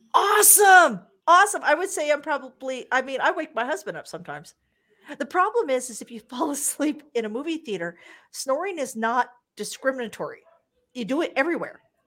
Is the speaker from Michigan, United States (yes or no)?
no; Wichita, Kansas, United States; also born or lived in Las Vegas, Nevada; now in Calgary, Canada; I'm originally from Wichita, Kansas, the eldest of four girls, and I grew up broke.